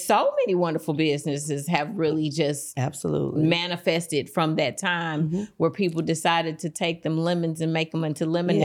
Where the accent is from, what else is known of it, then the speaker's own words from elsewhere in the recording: East St. Louis, Illinois, United States; such an amazing childhood growing up in East St. Louis